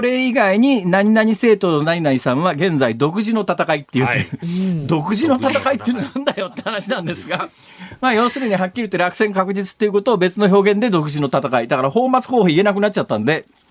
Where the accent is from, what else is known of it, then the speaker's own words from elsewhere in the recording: Saitama, Japan; moved away as an adult; now in Osaka, Japan; 小学校上がる1年前から埼玉県で大学卒業するまでいた